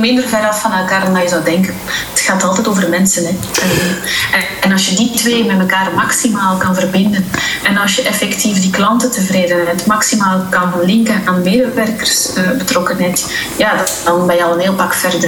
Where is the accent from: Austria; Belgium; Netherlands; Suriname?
Belgium; moved away as an adult; now in Dubai, United Arab Emirates; wij zijn Belgen